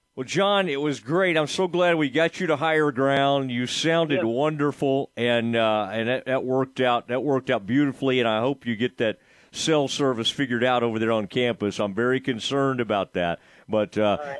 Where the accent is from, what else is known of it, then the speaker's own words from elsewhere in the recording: Kaufman County, Texas, United States; a kid uh, growing up in Kaufman County